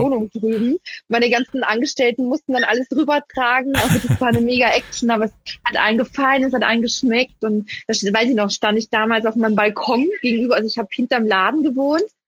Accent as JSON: {"language": "German", "region": "Vienna", "country": "Austria", "tie": "born or raised there", "moved": "yes", "said": "meine Mutter ist Wienerin, mein Papa ist Wiener, ich bin in Wien geboren"}